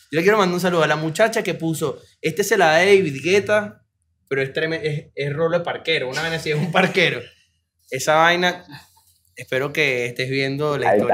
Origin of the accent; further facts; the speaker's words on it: Venezuela; yo soy venezolano.